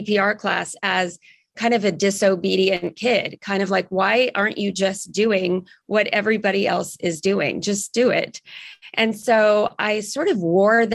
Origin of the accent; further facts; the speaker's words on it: Silicon Valley, California, United States; I grew up in the Silicon Valley.